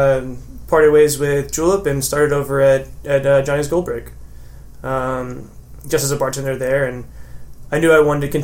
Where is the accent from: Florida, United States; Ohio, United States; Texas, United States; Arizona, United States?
Texas, United States; Sugar Land; also born or lived in College Station, Texas; I grew up in Sugar Land, went to school out there